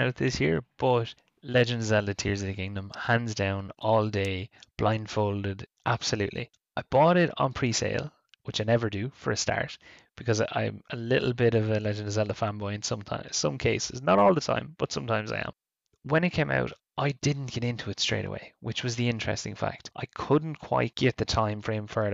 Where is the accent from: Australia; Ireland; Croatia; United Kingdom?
Ireland; I'm Irish in Ireland.